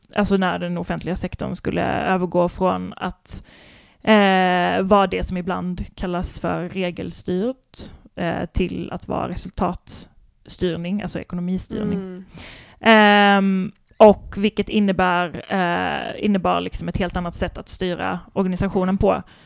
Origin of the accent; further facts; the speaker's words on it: Kristianstad, Skåne, Sweden; Kristianstad, där jag kommer ifrån